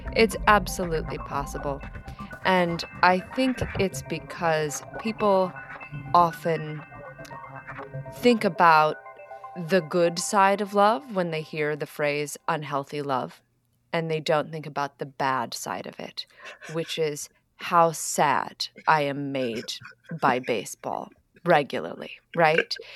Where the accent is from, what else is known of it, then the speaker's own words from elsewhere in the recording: Philadelphia, Pennsylvania, United States; moved away; also born or lived in Boston; I was born in Philadelphia